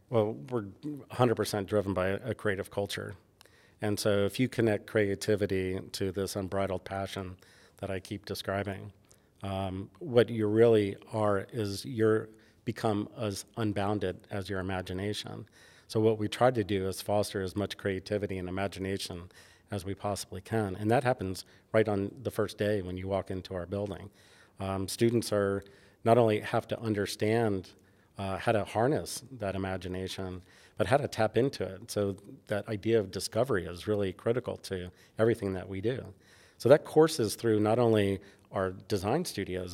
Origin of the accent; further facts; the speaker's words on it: New York City, New York, United States; moved away; growing up in New York